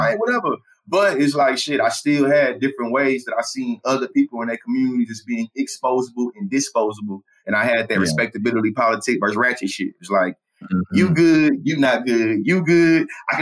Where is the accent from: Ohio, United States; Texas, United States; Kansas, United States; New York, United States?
Texas, United States; Bryan; growing up in Bryan, Texas, in the South, in the Bible Belt